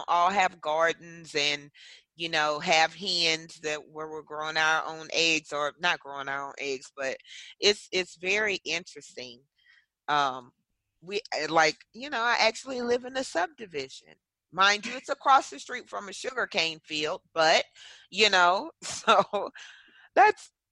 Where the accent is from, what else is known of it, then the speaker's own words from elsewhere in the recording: Louisiana, United States; accent: gumbo of accents; Being from Louisiana, people expect the accent they hear on TV